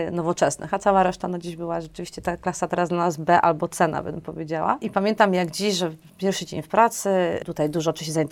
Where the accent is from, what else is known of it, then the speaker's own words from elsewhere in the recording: Warsaw, Masovian Voivodeship, Poland; born there; ja urodziłam się w Warszawie, mhm. e, na Brudnie, znaczy w ogóle na szpitalu praskim. Cała moja rodzina z taty, od taty strony to ze Szmulek